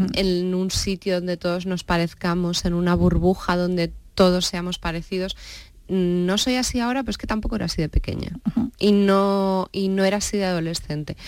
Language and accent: Spanish; Campo de Criptana, Castilla-La Mancha, Spain; soy de Campo de Cristana